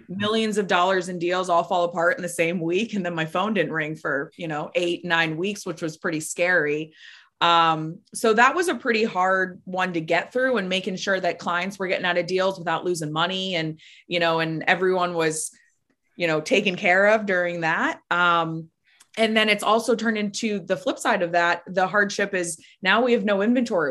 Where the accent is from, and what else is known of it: Florida, United States; born or raised there